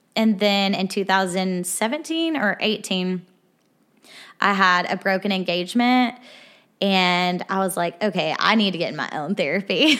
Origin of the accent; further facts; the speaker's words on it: Arkansas, United States; moved away as an adult; now in Nashville, United States; I am from Arkansas. I moved here to Nashville about a year and a half ago